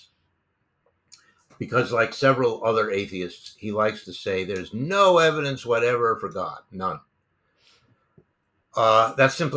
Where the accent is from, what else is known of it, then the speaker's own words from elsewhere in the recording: New York City, New York, United States; I grew up in New York City.